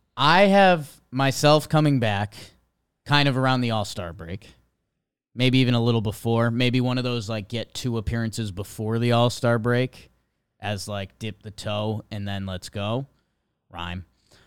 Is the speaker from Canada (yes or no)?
no; Ohio, United States; I grew up in Ohio.